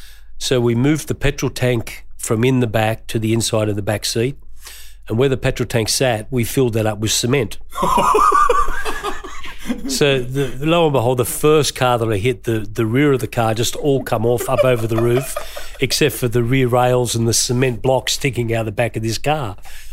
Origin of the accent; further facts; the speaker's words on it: Green Valley, New South Wales, Australia; I grew up in Green Valley, and we sort of all loved our cars out there.